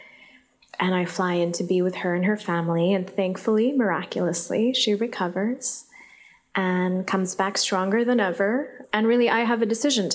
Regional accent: Islamabad, Islamabad Capital Territory, Pakistan; first language Urdu; English is a second language; moved away as an adult; also born or lived in California; now in United States; I was growing up in Islamabad

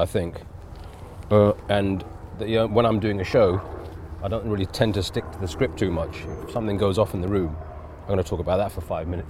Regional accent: England, United Kingdom; even being Indian, but growing up in England, I was living two worlds at the same time.

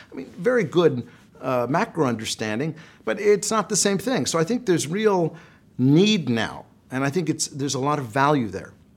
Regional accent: United States; I'm an American.

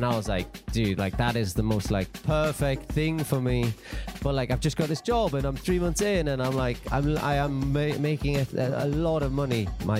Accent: Newcastle, North East England, United Kingdom; I am from Newcastle in England.

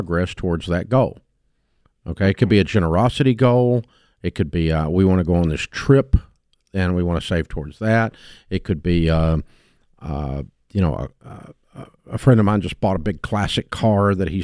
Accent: Antioch, Tennessee, United States; I'm a kid from Antioch, Tennessee

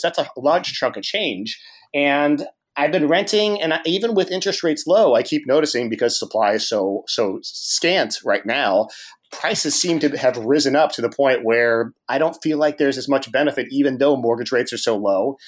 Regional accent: Cincinnati, Ohio, United States; now in Washington, D.C., United States; I'm from Cincinnati

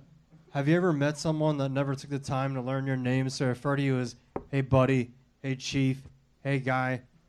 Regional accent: Texas, United States; now in Los Angeles, United States; I'm originally from Texas

